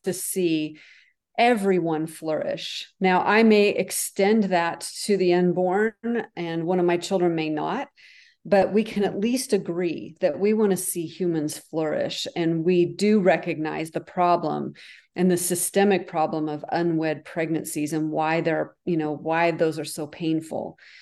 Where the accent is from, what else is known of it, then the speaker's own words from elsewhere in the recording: the North, United States; also born or lived in France; now in the South, United States; I live in the South, so, but I'm from the North.